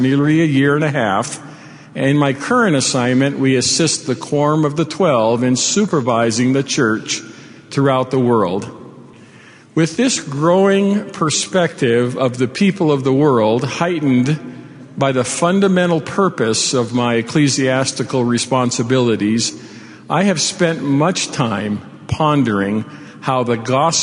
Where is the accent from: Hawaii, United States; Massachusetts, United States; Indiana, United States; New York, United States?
Hawaii, United States; moved away as an adult; also born or lived in Utah / England; I was born in Hawaii when it was a territory of the United States, 10 years before statehood. Raised in the islands in a multicultural environment